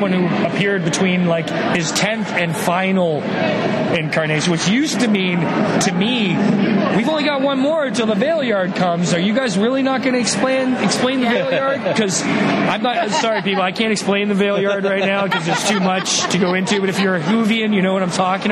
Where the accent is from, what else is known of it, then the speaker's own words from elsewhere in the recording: St. Catharines, Ontario, Canada; growing up in St. Catharines as a kid